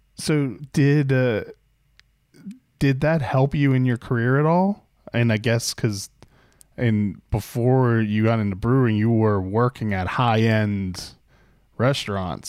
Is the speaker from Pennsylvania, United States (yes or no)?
yes; Pittsburgh, Pennsylvania, United States; accent: Pittsburghese; moved away; I grew up outside of Pittsburgh